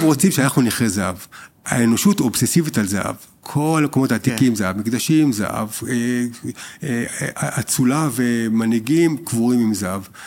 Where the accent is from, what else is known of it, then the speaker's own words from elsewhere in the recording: Israel; אנחנו בתור ישראלים